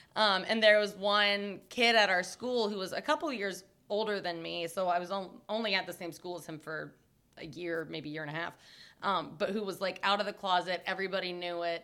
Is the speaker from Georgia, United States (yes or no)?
yes; Cobb County, suburbs of Atlanta, Georgia, United States; I grew up in Cobb County